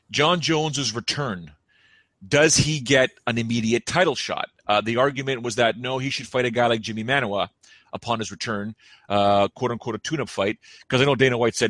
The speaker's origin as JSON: {"language": "English", "town": "Toronto", "region": "Ontario", "country": "Canada", "tie": "born or raised there", "said": "I'm a Toronto guy, born and raised in Toronto"}